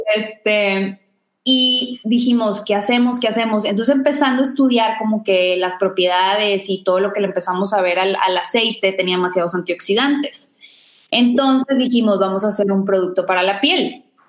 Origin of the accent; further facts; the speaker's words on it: Hermoso, Tamaulipas, Mexico; now in Monterrey, Mexico; soy de Hermoso, Tamaulipas. Es, una pequeña ciudad por allá, casi en la frontera.